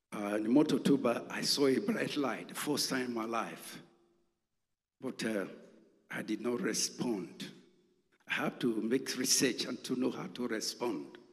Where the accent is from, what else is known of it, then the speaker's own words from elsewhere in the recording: Nigeria; moved away as an adult; I'm from Nigeria